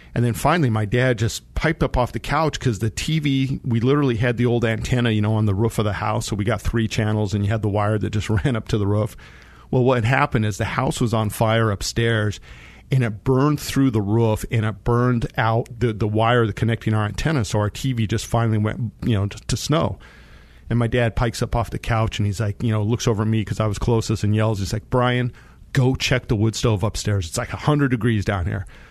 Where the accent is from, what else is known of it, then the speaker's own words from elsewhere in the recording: Monte Vista, Colorado, United States; I grew up in Monte Vista